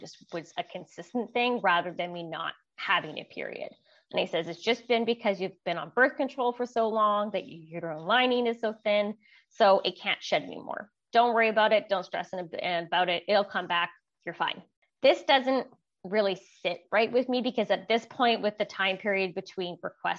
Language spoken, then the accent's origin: English; Vancouver, British Columbia, Canada; moved away as an adult; now in Okanagan, Canada; I'm originally from Vancouver, BC, Canada. I recently relocated up to the Okanagan